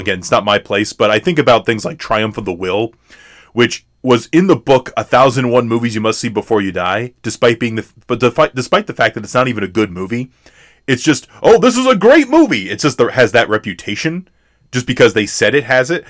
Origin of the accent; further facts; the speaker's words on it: United States; as American viewers